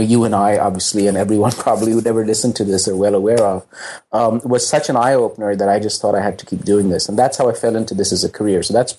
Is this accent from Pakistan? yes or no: yes; Pakistan; I mean, I grew up in basically in the Zia years in Pakistan, when religion had really become this kind of frequently oppressive public presence in politics and in public life.